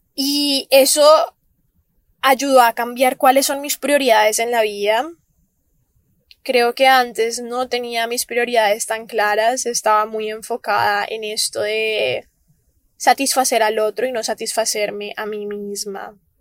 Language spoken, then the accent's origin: Spanish; Cali, Valle del Cauca, Colombia; moved away; la ciudad en donde yo nací, donde yo solía vivir antes de venirme para acá, que es Cali, Colombia.